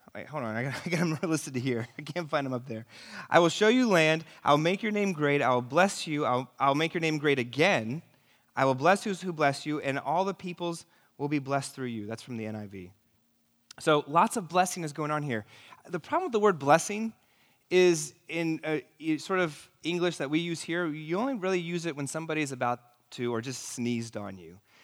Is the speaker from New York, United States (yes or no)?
yes; New York City, New York, United States; I'm from New York City